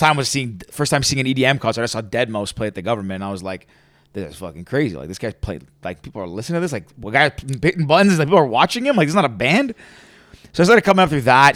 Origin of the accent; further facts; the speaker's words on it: Toronto, Ontario, Canada; I was born and raised in Toronto. Like, I'm from the big city